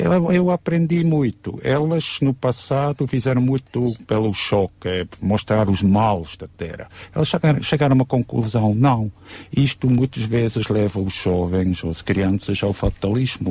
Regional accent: Switzerland; now in Sintra, Portugal; Eu que sou da Suíça

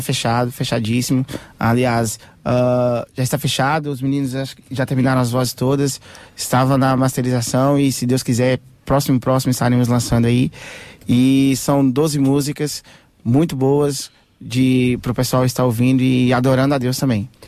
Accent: Portugal; nós somos portugueses.

